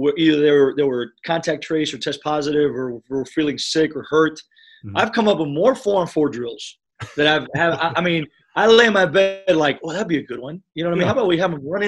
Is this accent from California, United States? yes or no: no; Miami, Florida, United States; first language Spanish; English is a second language; moved away; I was able to grow up in Miami, Florida